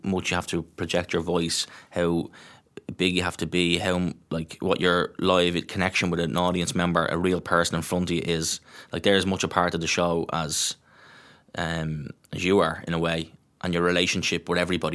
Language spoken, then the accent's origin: English; Dublin, Leinster, Ireland; I'm from Tala, I'm from Glenview